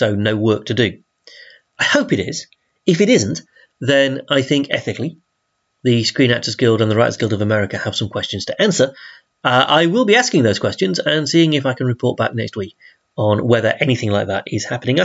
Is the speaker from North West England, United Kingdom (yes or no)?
no; Yorkshire and the Humber, United Kingdom; I'm from South Yorkshire.